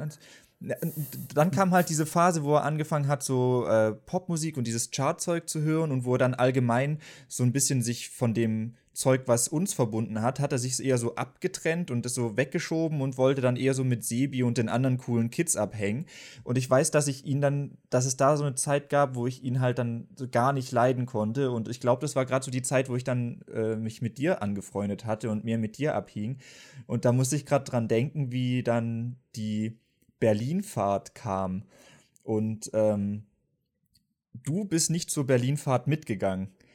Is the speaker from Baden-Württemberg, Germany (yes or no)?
yes; Baden-Württemberg, Germany; bei uns in Baden-Württemberg war es auf jeden Fall so, dass es dann G8 gab